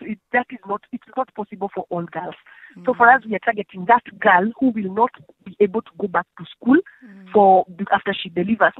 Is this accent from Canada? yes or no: no; Kenya; I'm from Kenya.